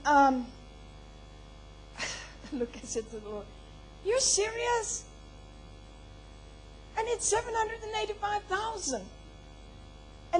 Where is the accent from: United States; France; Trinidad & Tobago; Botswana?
Botswana; I was born in Botswana.